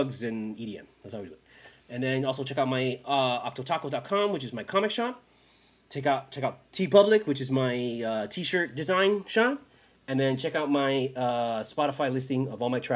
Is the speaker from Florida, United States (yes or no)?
yes; Miami, Florida, United States; also born or lived in Queens, New York; I grew up in Miami